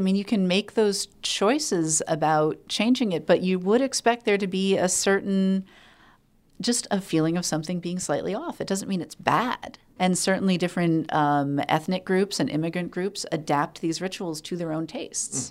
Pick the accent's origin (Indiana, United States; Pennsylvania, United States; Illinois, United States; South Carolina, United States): Pennsylvania, United States; Allentown; my hometown in Allentown, Pennsylvania.